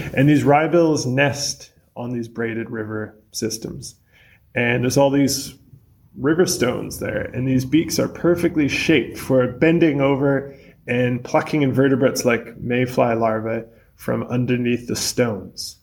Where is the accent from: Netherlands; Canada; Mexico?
Canada; British Columbia; moved away as an adult; now in New Zealand; I'm from British Columbia, Canada, originally, but I've been living in New Zealand for around eight years